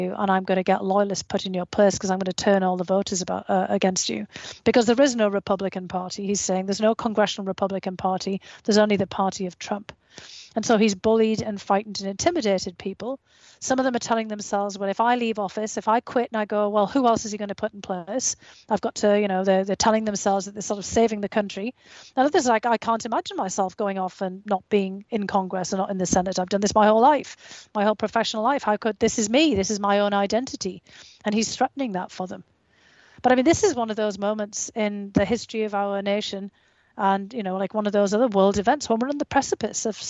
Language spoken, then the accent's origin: English; United Kingdom; growing up in Australia, in the United Kingdom